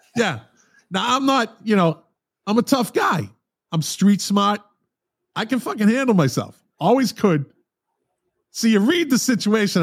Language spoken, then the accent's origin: English; Boston, Massachusetts, United States; moved away; I'm from Boston originally